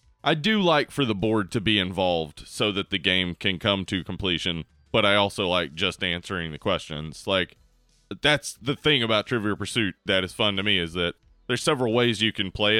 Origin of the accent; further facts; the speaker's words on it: Liverpool, North West England, United Kingdom; I'm from Liverpool.